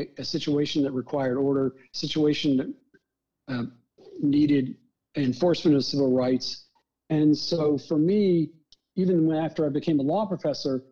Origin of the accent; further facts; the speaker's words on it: the Deep South, Alabama, United States; moved away; growing up in the Deep South as a Jew who was experiencing some of that discrimination